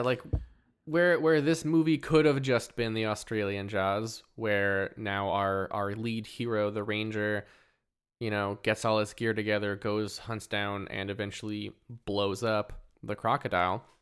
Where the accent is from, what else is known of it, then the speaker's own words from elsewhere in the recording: Port Hardy, British Columbia, Canada; I grew up in Port Hardy